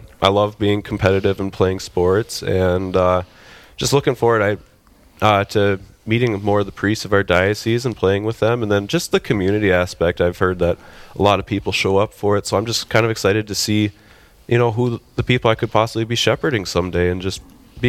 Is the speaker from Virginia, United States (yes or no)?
no; Barnesville, Minnesota, United States; moved away as an adult; now in Fargo, United States; I grew up in Barnesville, Minnesota, which is just about a half hour east of Fargo here. Now my parents live out towards Perham, so another one of the Minnesota guys, but I've been living in Fargo the past 7 years here